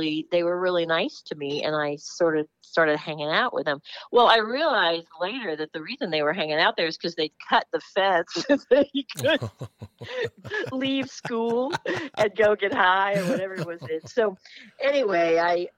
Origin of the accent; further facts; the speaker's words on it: Los Angeles, California, United States; I grew up in Los Angeles.